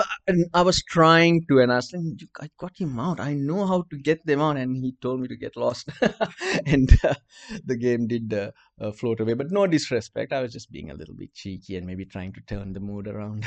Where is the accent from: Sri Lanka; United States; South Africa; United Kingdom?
Sri Lanka; Colombo, Western Province; accent: Sri Lankan; English is a second language; Yes, I'm Sri Lankan. My accent's different.